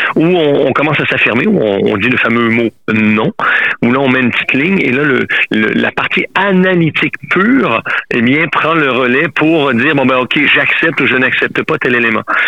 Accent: Quebec, Canada; moved away as an adult; now in France; Je suis québécois, ça fait plus de 26 ans que m'étais en France

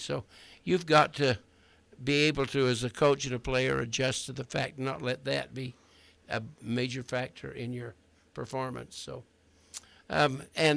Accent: Cedar City, Utah, United States; I was born and raised in Cedar City

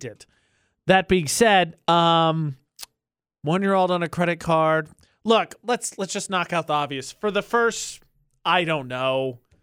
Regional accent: Midwest, United States; moved away; I'm from the Midwest

